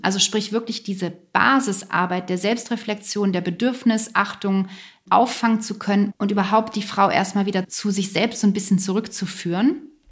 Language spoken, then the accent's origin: German; Lower Saxony, Germany; moved away as an adult; also born or lived in near Hamburg; now in near Berlin, Germany; Ich bin in, aufgewachsen in Niedersachsen